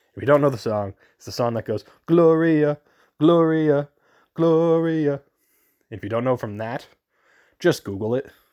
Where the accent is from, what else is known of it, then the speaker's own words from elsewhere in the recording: New Jersey, United States; I grew up in New Jersey.